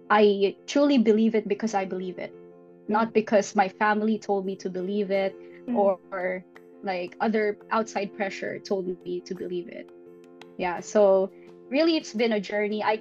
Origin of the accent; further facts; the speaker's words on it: Philippines; English is a second language; also born or lived in Ibaraki, Japan; now in Tokyo, Japan; I'm from the Philippines and um, I currently live in Tokyo. I used to live in Ibaraki as well.